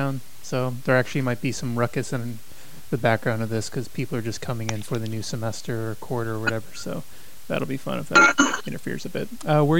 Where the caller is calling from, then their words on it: Davis, California, United States; I am calling from a town outside of Sacramento called Davis.